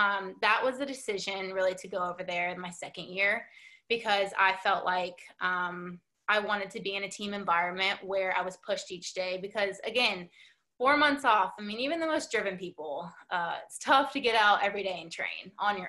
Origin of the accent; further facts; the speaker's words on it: United States; in my home country